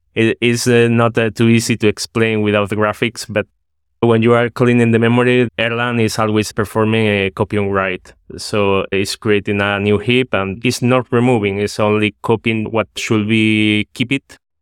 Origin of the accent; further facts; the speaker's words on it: Spain; now in Netherlands; I'm from Spain, but at this moment I'm living in the Netherlands.